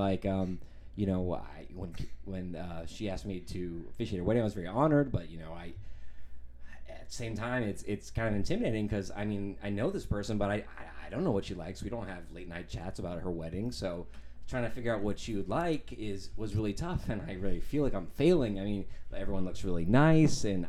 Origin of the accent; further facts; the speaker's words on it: Phoenix, Arizona, United States; I'm from Arizona